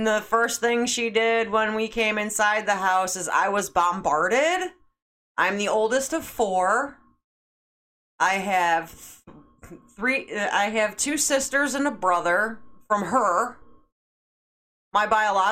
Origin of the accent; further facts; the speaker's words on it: Schaumburg, Illinois, United States; grew up in Schaumburg